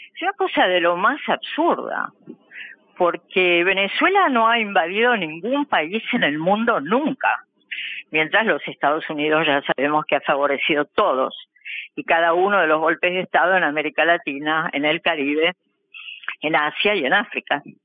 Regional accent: Argentina; nosotros como argentinos

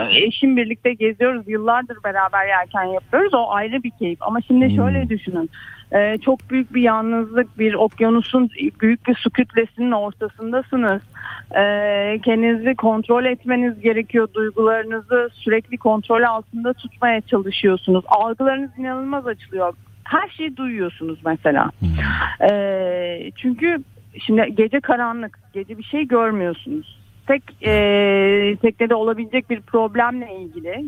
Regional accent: Istanbul, Turkey; ben şehirde doğdum zaten İstanbul'da doğdum

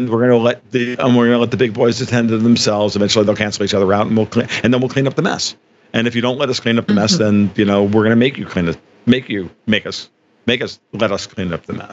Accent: New York, United States; now in Florida, United States; because I'm from Florida though I'm from New York originally, clearly I'm I'm I'm a I'm a I'm, I'm a happy Floridian at this point.

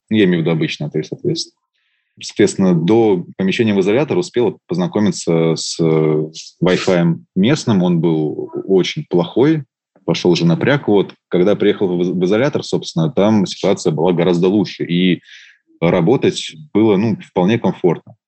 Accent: Russia; я из России

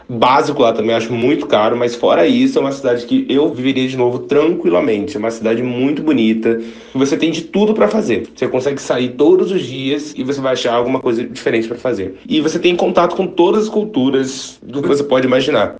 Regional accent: Brazil; also born or lived in Moscow, Russia

